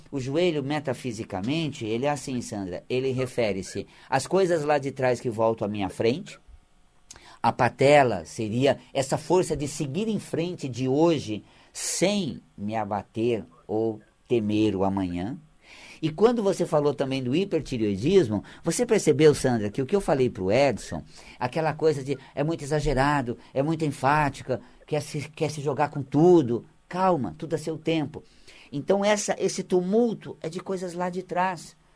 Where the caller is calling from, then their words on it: São Paulo, Brazil; Sou da Vila Guilherme.